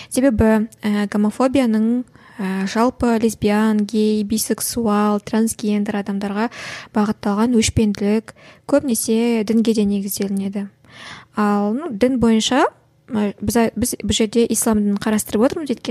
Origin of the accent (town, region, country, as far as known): Kazakhstan